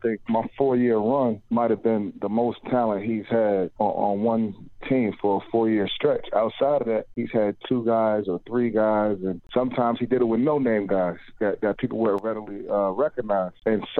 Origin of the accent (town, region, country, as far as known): East Orange area, New Jersey, United States; born or raised there; also born or lived in Australia